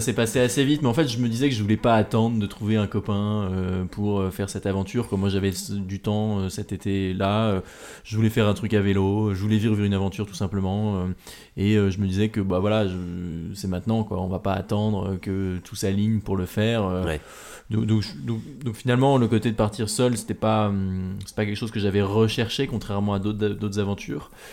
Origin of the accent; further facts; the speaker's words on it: Normandy, France; now in Paris, France; je suis un enfant de la Normandie, je vis maintenant euh, à Paris, mais j'ai grandi en Normandie.